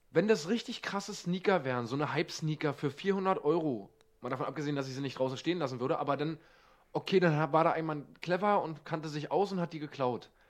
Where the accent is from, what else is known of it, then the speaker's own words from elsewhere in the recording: Bad Salzuflen, North Rhine-Westphalia, Germany; Das ist so ein Ort, da kann ich doch nicht mit Stolz sagen, wo ich herkomme. Bad Salzuflen, das klingt schon.